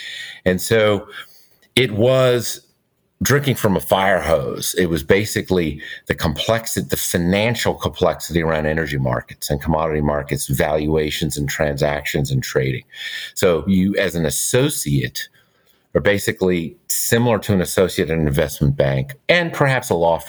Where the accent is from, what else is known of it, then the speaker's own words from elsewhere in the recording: New York area / New Jersey, United States; moved away as an adult; also born or lived in Chicago; now in Houston, United States; I'm in Houston. And those of you who know, I was in JE, I was from the New York area, went to high school in New Jersey, so that may surprise some classmates who didn't know, but I got here more than a quarter of a century ago after business school, so in summer of 96.